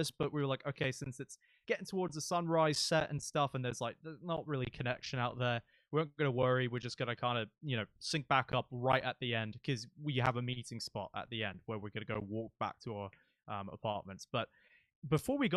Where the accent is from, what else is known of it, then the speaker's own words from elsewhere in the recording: United Kingdom; I'm British